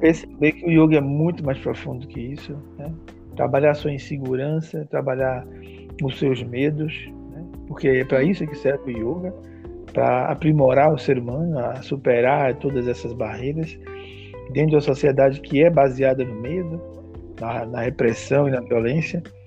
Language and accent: Portuguese; Salvador, Bahia, Brazil; da periferia de Salvador, da minha terra